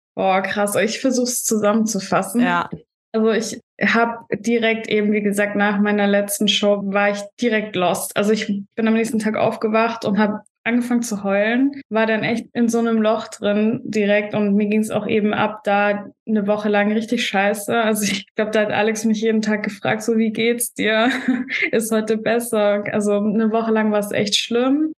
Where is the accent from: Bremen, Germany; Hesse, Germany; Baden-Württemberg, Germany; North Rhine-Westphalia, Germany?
Baden-Württemberg, Germany; Stuttgart; moved away as an adult; now in Vienna, Austria; ich komme eigentlich aus Deutschland, aus Stuttgart und wohne auch erst seit zwei Jahren in Wien.